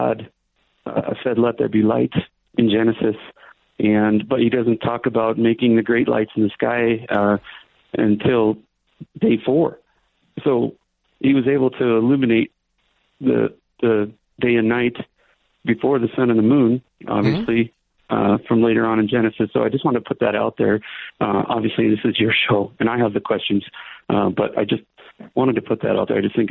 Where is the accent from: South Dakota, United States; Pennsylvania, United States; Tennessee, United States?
South Dakota, United States; Rapid City; now in Gillette, United States; I'm originally from Rapid. I live in Gillette, Wyoming now.